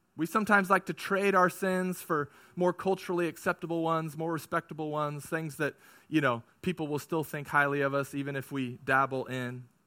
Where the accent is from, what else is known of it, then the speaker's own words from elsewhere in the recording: California, United States; I grew up in California